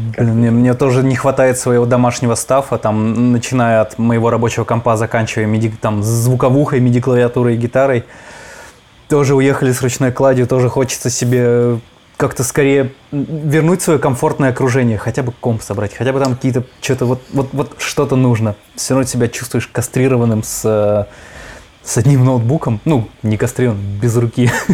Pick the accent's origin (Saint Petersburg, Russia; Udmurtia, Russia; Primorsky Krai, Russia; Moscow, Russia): Udmurtia, Russia; Izhevsk; у меня в Ижевске, естественно, такого не было